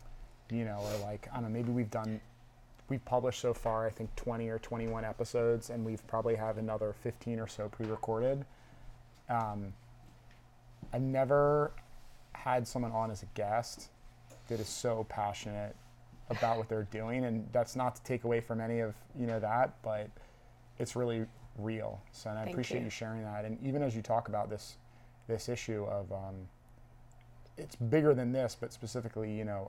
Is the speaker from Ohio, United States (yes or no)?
no; Baltimore, Maryland, United States; I grew up in Baltimore.